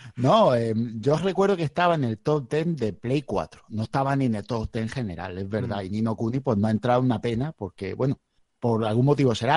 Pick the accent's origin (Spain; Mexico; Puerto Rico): Spain; now in Region of Murcia, Spain; Soy, soy nací en el Mediterráneo